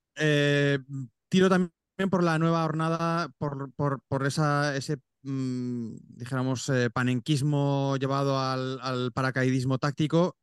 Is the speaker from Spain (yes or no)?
yes; Aragon, Spain; No soy neerlandés, yo soy aragonés